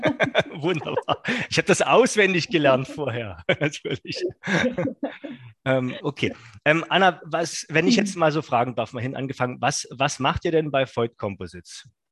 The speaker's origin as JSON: {"language": "German", "region": "Saxony", "country": "Germany", "said": "vom schönen Sachsen, wo ich herkomme"}